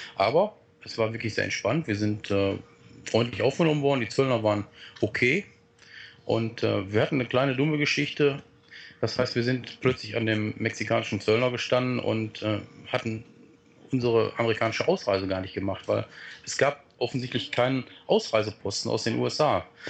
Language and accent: German; Germany; wir Deutschen